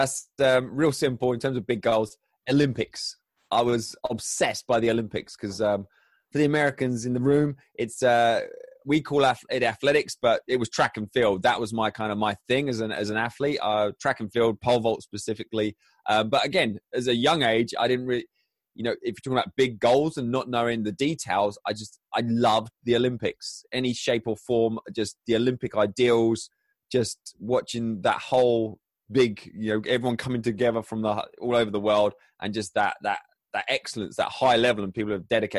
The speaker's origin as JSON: {"language": "English", "town": "Crawley", "region": "South East England", "country": "United Kingdom", "tie": "born or raised there", "said": "So I grew up in Crawley, which is in the south of England, sort of halfway between very basic geography, halfway between London and Brighton, the coast."}